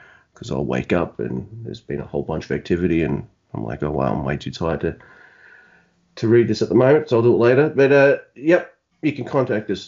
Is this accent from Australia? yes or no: yes; Australia; I'm from down under in Australia, you can tell by my awesome accent